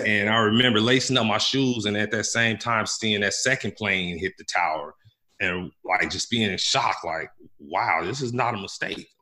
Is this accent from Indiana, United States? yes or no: yes; Gary, Indiana, United States; moved away as an adult; I grew up in Gary, Indiana, uh, in the 80s mm. and 90s